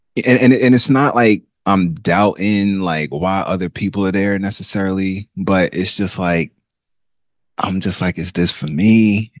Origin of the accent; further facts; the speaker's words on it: Nigeria; I am Nigerian. Uh, I am from the Ibo language speaking group of Nigeria.